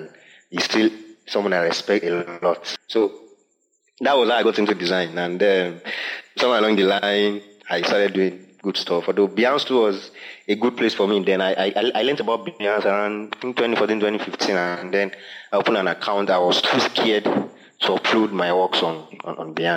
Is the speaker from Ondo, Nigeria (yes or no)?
yes; Akure, Ondo, Nigeria; a church member of mine who I grew up in Akure